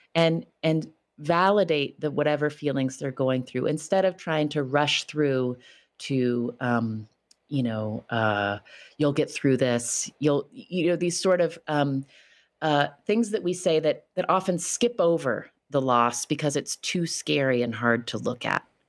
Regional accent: West Virginia, United States; moved away; my home state of West Virginia

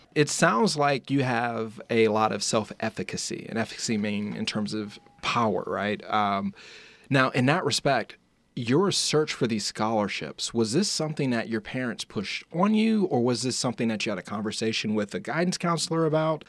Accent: Indiana, United States; I'm from Indiana

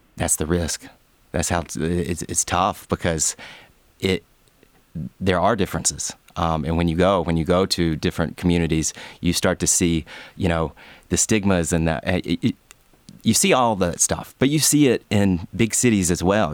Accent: LaGrange, Georgia, United States; I grew up in Lagrange, and it was an hour south of Atlanta

